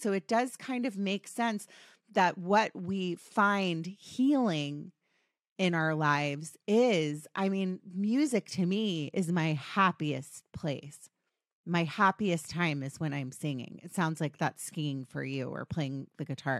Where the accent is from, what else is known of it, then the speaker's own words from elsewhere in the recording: Potomac, Maryland, United States; I grew up in D C, by the way, Potomac, Maryland